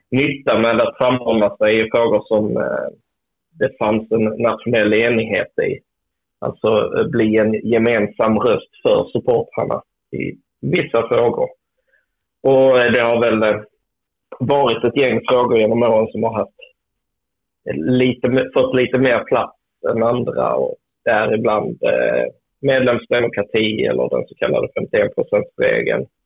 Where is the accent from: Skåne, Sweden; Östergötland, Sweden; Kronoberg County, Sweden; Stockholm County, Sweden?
Skåne, Sweden; Jag som är skåning